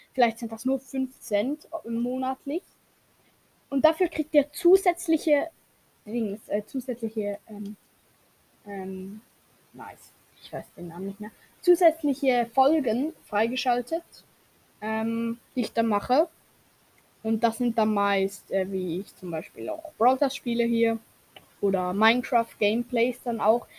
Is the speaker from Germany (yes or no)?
no; Switzerland; Und ich als Schweizer weiß